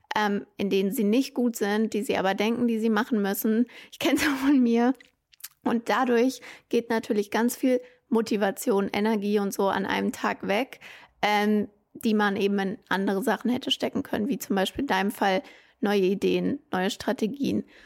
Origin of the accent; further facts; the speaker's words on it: Germany; bei uns in Deutschland